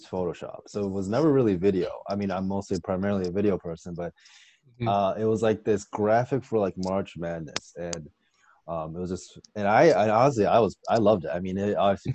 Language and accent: English; southern Wisconsin, United States; born or raised there; moved away as an adult; also born or lived in Evanston, Illinois